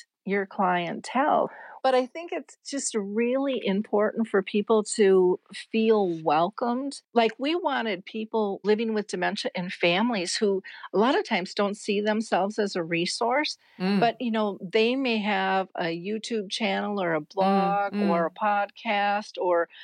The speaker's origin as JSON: {"language": "English", "country": "United States"}